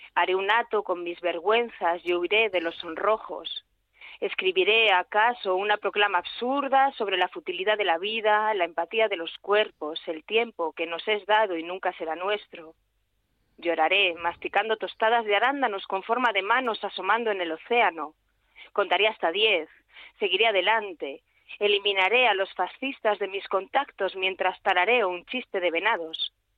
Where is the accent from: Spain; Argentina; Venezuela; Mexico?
Spain; Calatayud, Aragon; soy de Calatayud, que es lo de Bilbilitana, soy aragonesa